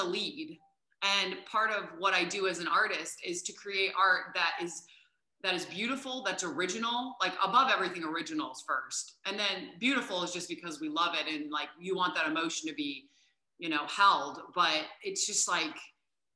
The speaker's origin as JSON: {"language": "English", "region": "Indiana", "country": "United States", "tie": "born or raised there", "also_born_or_lived": "New York City", "moved": "as an adult", "said": "we're from Indiana."}